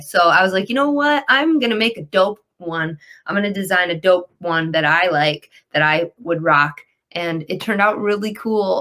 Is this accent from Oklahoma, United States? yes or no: no; Detroit, Michigan, United States; I'm from Detroit